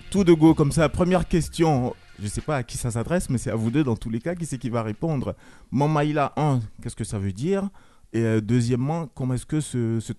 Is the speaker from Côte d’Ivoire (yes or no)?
yes; Côte d’Ivoire; moi je suis ivoirien